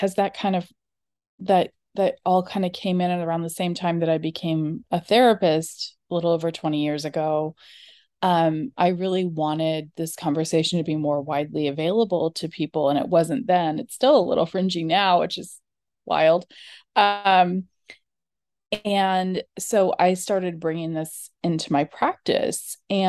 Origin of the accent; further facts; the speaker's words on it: California, United States; I grew up in California. I grew up in a really liberal, progressive, dieting family